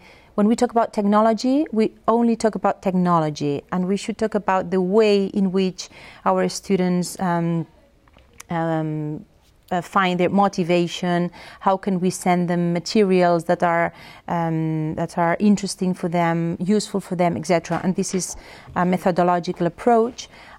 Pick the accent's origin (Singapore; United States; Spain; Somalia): Spain; first language Catalan; English is a second language; I would say that my first language is Catalan. Well, I used to speak in Spanish with my father, Catalan with my mother, so I'm completely bilingual.